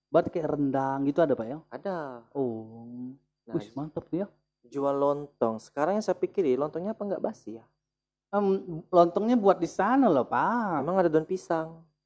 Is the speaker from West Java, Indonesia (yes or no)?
no; Jambi, Indonesia; Pak, saya orang Jambi, Pak. Di Jambi bilangnya juga gori.